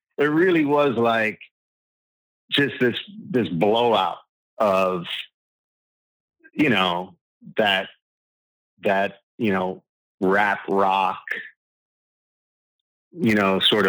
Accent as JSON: {"language": "English", "town": "Long Island", "region": "New York", "country": "United States", "tie": "born or raised there", "said": "You know, I grew up on Long Island, so it was like hair."}